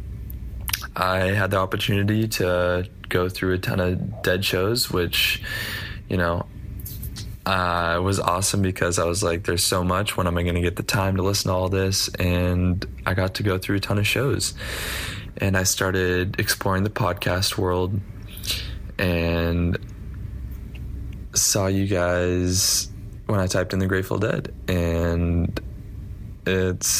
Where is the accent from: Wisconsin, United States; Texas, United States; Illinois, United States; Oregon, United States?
Oregon, United States; Tualatin; moved away as an adult; now in Israel; I'm from Tualatin, Oregon